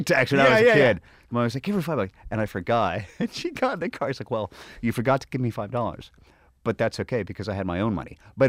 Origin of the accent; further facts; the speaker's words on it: Seattle, Washington, United States; moved away; I was from Seattle. We didn't have snow.